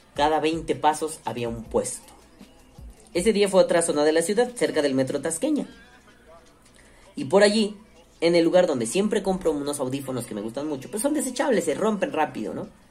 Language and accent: Spanish; Mexico City, Mexico; Soy de la Ciudad de México me gusta mucho recorrer el centro de la Ciudad de México